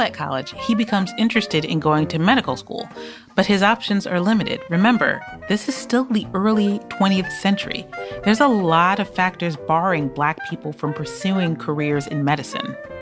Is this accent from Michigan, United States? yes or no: yes; Detroit, Michigan, United States; there was a Charles Drew Middle School in Detroit, my hometown